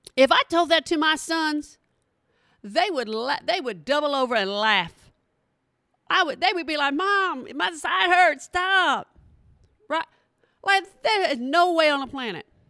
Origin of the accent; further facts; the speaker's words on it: Texas, United States; from Texas